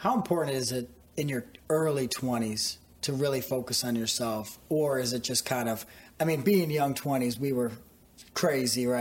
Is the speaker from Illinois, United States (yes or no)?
yes; Northwest suburbs of Chicago, Illinois, United States; We grew up in the Northwest suburbs